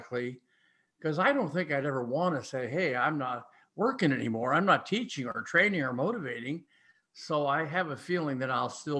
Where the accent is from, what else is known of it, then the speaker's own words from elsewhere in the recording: Ames, Iowa, United States; I'm from Ames